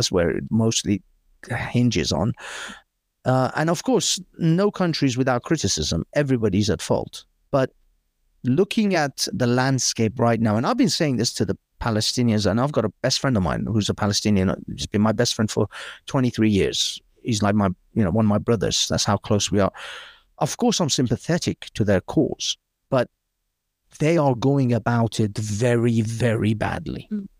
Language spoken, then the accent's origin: English; United Kingdom; But either way, yeah, I grew up in Britain. I have a very secular point of view.